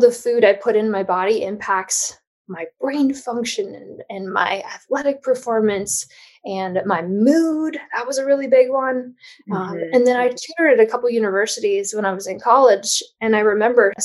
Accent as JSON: {"language": "English", "region": "Midwest", "country": "United States", "tie": "born or raised there", "moved": "yes", "lives_now": "Los Angeles, United States", "said": "I grew up in the Midwest and on a standard American diet"}